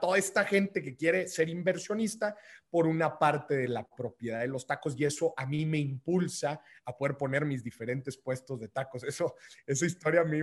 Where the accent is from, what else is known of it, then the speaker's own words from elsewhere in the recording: northern Mexico, Mexico; moved away; como decimos allá en el norte